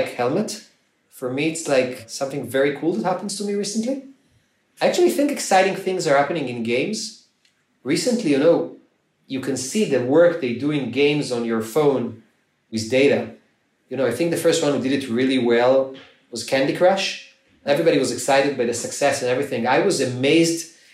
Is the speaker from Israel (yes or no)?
yes; Ramat Gan, Tel Aviv District, Israel; I'm from Ramat Gan, it's a small city in Israel, and I'm a Ramat Gan patriot